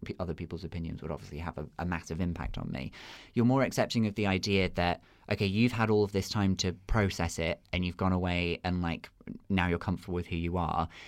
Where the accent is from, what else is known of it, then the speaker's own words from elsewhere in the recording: Redruth, South West England, United Kingdom; moved away; I'm originally from Cornwall. Okay. That's where I was born and raised.